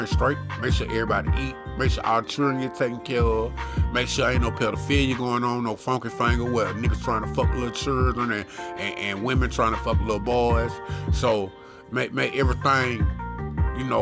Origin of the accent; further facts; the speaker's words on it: the South, United States; I'm from the South. I'm country